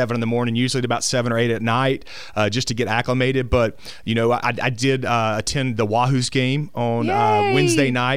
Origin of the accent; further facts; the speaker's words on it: Summerton, Alabama, United States; moved away as an adult; I come from Summerton, Alabama. It's about 25 miles west of Birmingham. So I spent all my P-12 school there